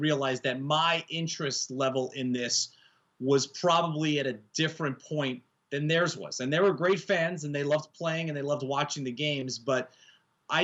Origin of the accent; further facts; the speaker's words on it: Yonkers, New York, United States; I grew up in Yonkers, New York, just outside of the Bronx